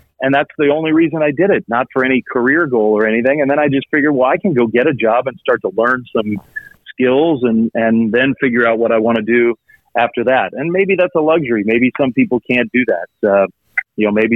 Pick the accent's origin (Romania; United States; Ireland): United States; around Washington, D.C., Virginia; moved away; I grew up in Virginia, but around Washington, D.C.